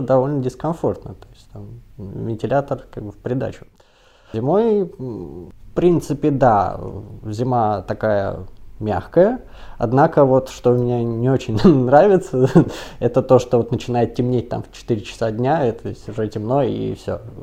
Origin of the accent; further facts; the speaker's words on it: Moscow, Russia; now in Hungary; я москвич